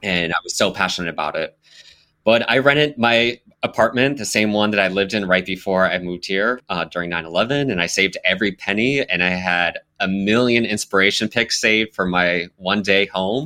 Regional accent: Las Vegas, Nevada, United States; now in New York, United States; I grew up in Las Vegas, where there were absolutely no brownstones.

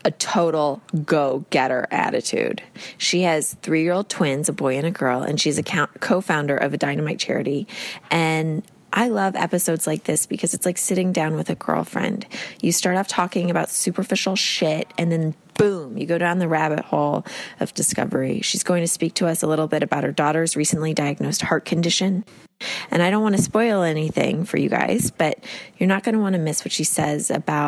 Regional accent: Houston, Texas, United States; now in Los Angeles, United States; growing up in Houston

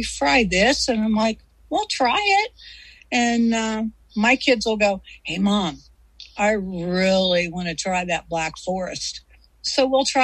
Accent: Missouri, United States; moved away; I'm from Missouri. That's where I was born and raised

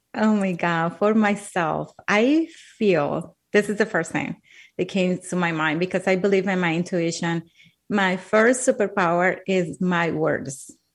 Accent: Colombia; English is a second language; moved away; I'm from Colombia. Uh, English is my second language.

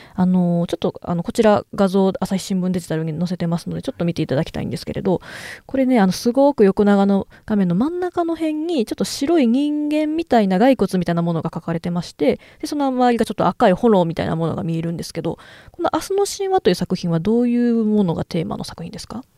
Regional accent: Kyoto, Japan; 私はちょっと京都が地元なんで

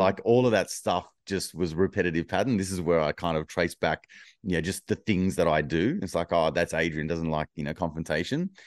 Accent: Wollongong, New South Wales, Australia; my hometown of Wollongong

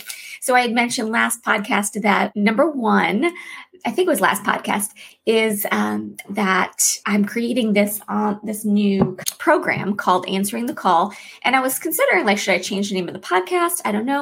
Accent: Florida, United States; I spent some time growing up in Florida, and when I first moved there, I learned about this magical animal I had never heard of before, a manatee.

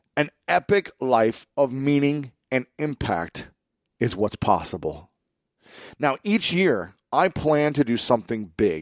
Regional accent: Columbus, Ohio, United States; my hometown of Columbus, Ohio

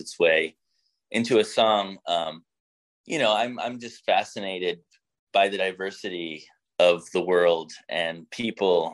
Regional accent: United States; coming from America, being American, what it means these days to be a band from the United States of America

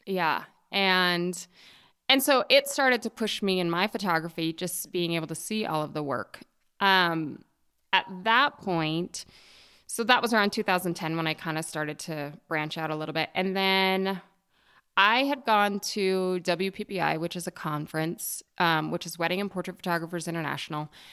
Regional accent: Jackson Hole, Wyoming, United States; also born or lived in Bozeman, Montana; I'm from Jackson Hole, Wyoming. It's actually a little town north of Jackson Hole, just at the south entrance to Yellowstone. So I grew up, you know, very small environment in the West

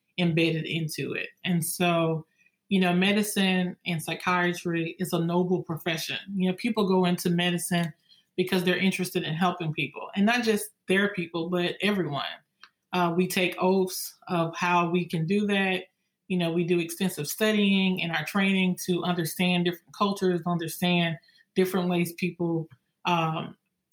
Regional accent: Louisiana, United States; I was born and raised in Louisiana

